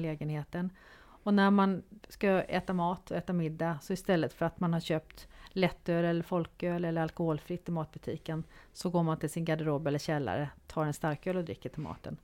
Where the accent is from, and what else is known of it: Sweden